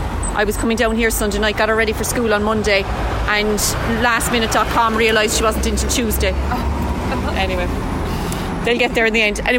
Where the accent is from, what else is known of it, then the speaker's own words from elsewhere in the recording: Whitechurch, Munster, Ireland; now in Dublin, Ireland; So I'm from Whitechurch, which is blinking, you'll miss it, up near Mallow, Carrignavar direction.